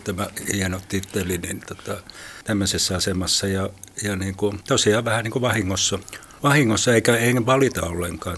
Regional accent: Helsinki, Uusimaa, Finland; olen syntyperäinen helsinkiläinen ja täällä aina asunut

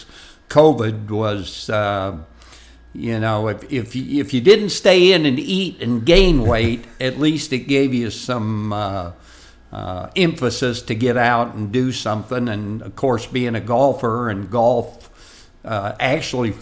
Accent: Rock Rapids, Iowa, United States; moved away as an adult; also born or lived in Wayne, Nebraska / Raleigh, North Carolina; I grew up in Rock Rapids or within a 10-mile proximity through high school

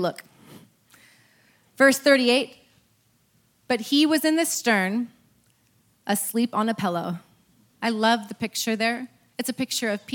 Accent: Eureka, California, United States; moved away; I'm from Eureka

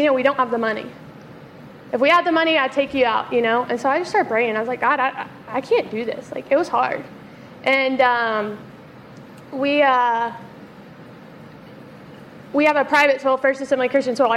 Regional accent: Memphis, Tennessee, United States; also born or lived in South Carolina; I grew up in Memphis, born and raised. We moved to South Carolina for a few years, and then we came back

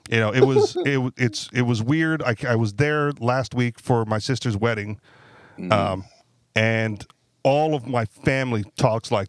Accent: Hawaii, United States; now in Manchester, United States; Uh, born and raised in Hawaii, but I'm now in Manchester, New Hampshire.

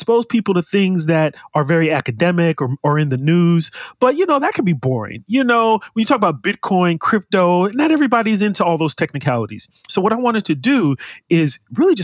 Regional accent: California, United States; born and raised in the U.S., born and raised in California

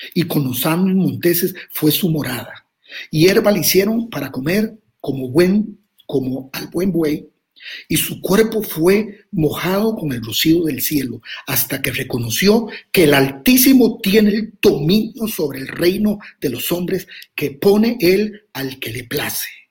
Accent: Costa Rica; soy de Costa Rica

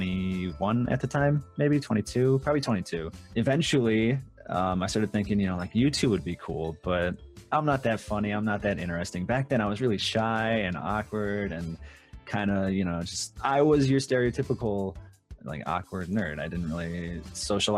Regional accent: Minnesota, United States; moved away; I grew up in Minnesota, and I lived in Minnesota for the longest time.

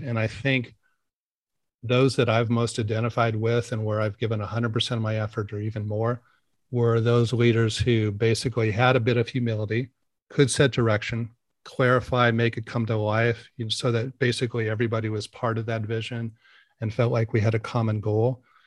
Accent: Portland, Oregon, United States; also born or lived in San Francisco, California / Tiburon, California; I grew up here in Portland

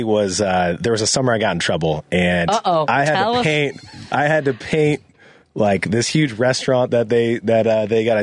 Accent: Indianapolis, Indiana, United States; moved away; Originally, I'm from Indianapolis, Indiana.

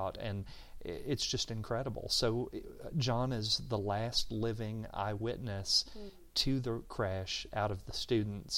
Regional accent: Georgetown, Kentucky, United States; I remember growing up in Georgetown in the 70s.

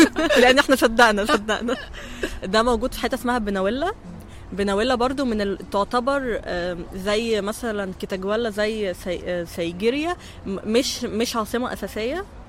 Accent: Egypt; احنا كمصريين

